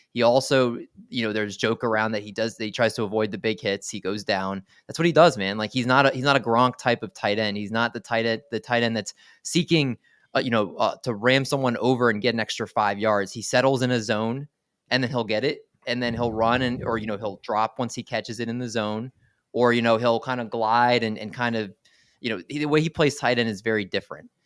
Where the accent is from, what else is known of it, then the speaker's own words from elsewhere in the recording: Maryland, United States; moved away as an adult; now in New Jersey, United States; I originally grew up in Maryland last August, I moved to New Jersey with my wife